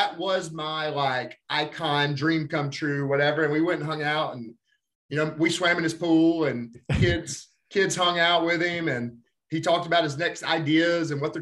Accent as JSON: {"language": "English", "region": "Alabama", "country": "United States", "said": "I'm from Alabama"}